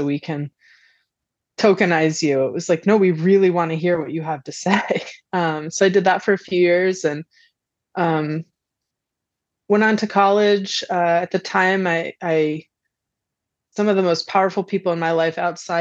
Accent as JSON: {"language": "English", "region": "central Connecticut", "country": "United States", "tie": "born or raised there", "said": "I grew up on a farm in central Connecticut, in a farming and construction family"}